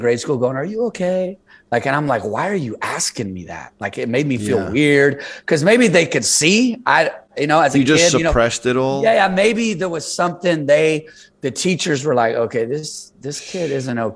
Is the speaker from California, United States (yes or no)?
yes; San Jose, California, United States; also born or lived in South San Francisco; now in Los Angeles, United States; I'm born and raised in the Bay Area. I was born in South San Francisco and then raised mostly in San Jose. So I'm from San Jose.